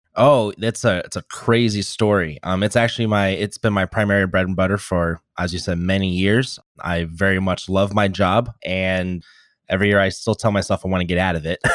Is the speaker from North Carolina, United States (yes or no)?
no; Normal, Illinois, United States; my hometown called the Normal Corn Belters.